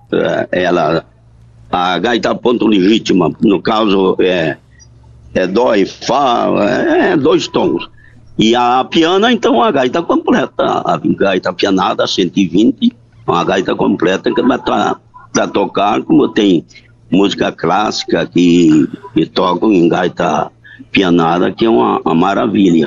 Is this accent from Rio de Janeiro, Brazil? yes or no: no; Soledade, Rio Grande do Sul, Brazil; now in Erechim, Brazil; Um lugarejo chamado do Campo Bonito, é, interior de Soledade, onde eu nasci.